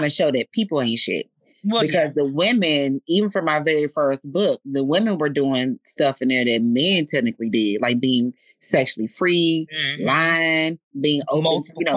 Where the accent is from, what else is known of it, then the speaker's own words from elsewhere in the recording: Fort Worth, Texas, United States; I'm originally from Fort Worth